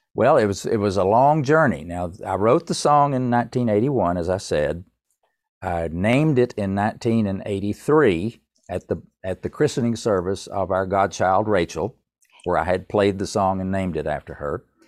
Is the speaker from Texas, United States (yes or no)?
no; Tennessee, United States; moved away as an adult; also born or lived in Winston-Salem, North Carolina; I'm from Tennessee